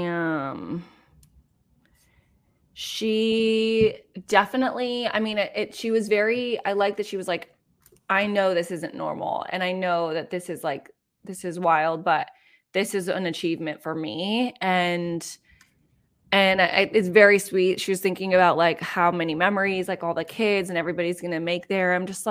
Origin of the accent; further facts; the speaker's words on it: San Diego, California, United States; I'm from California. San Diego.